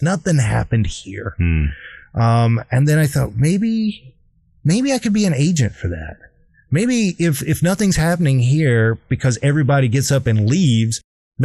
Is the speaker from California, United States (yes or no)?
no; South Carolina, United States; I hated growing up in South Carolina